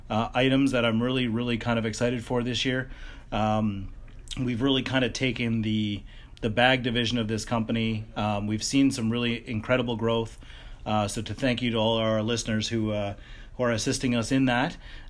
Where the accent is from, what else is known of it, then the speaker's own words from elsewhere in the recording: Canada; the fact that we're Canadian and we're headquartered here